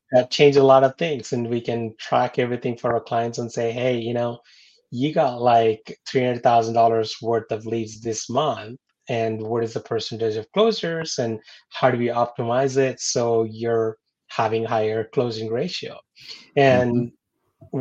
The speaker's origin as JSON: {"language": "English", "country": "India", "tie": "born or raised there", "moved": "yes", "said": "I'm born and raised in India"}